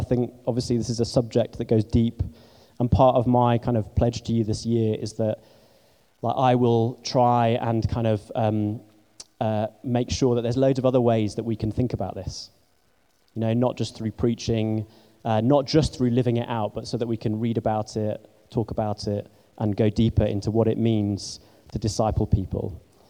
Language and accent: English; England, United Kingdom; Believe me, you know, I'm English and I feel strange most of the time.